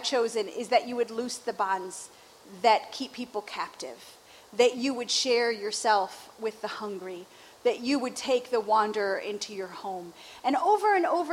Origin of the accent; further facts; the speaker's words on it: Chicago, Illinois, United States; I grew up in Chicago.